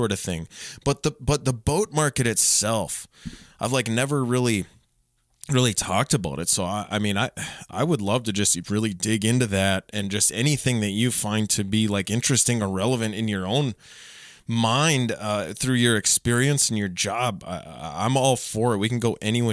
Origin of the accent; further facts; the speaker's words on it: Otter Tail County, Minnesota, United States; growing up, I grew up in Otter Tail County